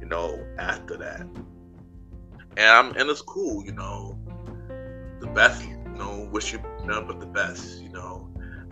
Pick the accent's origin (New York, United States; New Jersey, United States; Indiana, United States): New York, United States; I was from New York